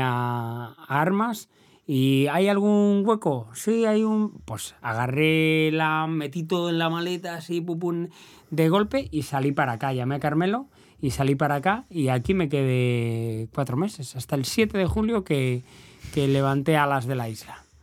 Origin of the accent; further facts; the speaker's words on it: Valladolid, Castile and León, Spain; moved away as an adult; now in El Hierro, Spain; yo soy del barrio de las Delicias